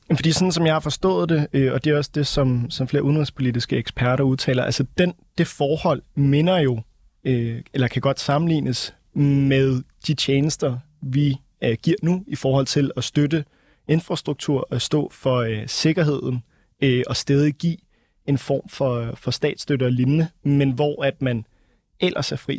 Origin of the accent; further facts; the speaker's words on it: Denmark; vi som danskere